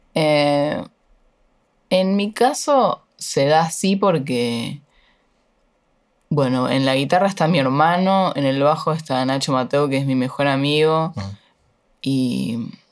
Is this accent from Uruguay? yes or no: yes; Uruguay; moved away as an adult; now in Buenos Aires, Argentina; yo soy re uruguaya en algunas cosas